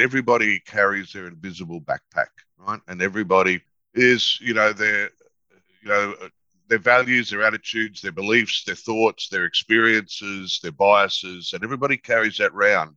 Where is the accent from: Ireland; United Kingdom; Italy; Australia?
Australia; Toowoomba, Queensland; we were growing up in Toowoomba